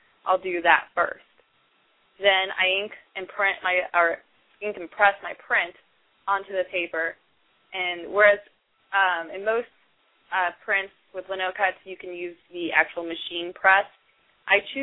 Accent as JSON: {"language": "English", "region": "the South", "country": "United States", "tie": "born or raised there", "also_born_or_lived": "Indiana", "moved": "as an adult", "lives_now": "San Diego, United States", "said": "I was born in the South, and my family has the Southern hospitality. Growing up, my grandparents had a farm"}